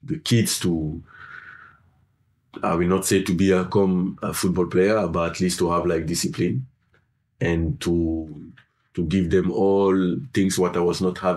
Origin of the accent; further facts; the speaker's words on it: Senegal; English is a second language; of course, I'm originally from Senegal